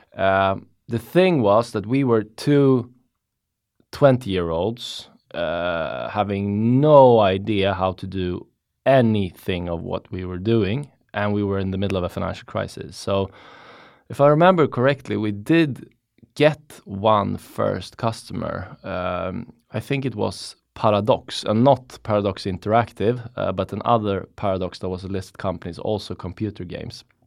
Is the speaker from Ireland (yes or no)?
no; Stockholm, Stockholm County, Sweden; I'm from Stockholm. Been living in Stockholm for basically all my life.